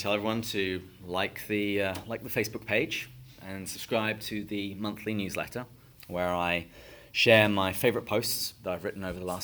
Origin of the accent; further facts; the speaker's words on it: England, United Kingdom; moved away as an adult; now in United States; I'm not originally from the United States. I'm from England.